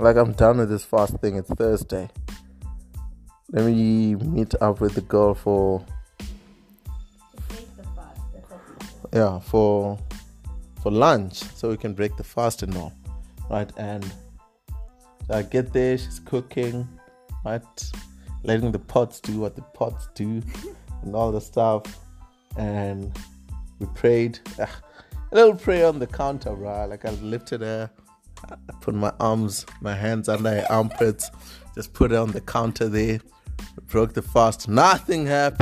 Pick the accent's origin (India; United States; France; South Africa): South Africa; I'm a South African boy